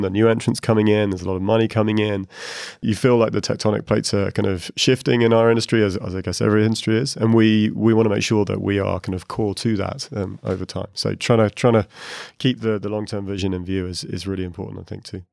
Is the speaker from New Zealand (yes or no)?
no; United Kingdom; moved away as an adult; also born or lived in Asia; now in Dublin, Ireland; I'm a Brit, I just moved to Dublin